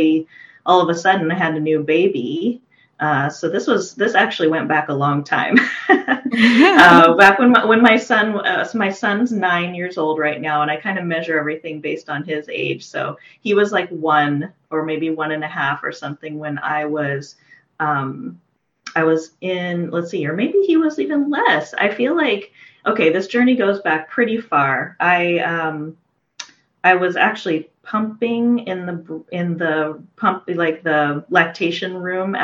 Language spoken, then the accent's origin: English; Portland, Oregon, United States; moved away as an adult; now in Redmond, United States; from Portland, Oregon. So I'd lived there for most of my life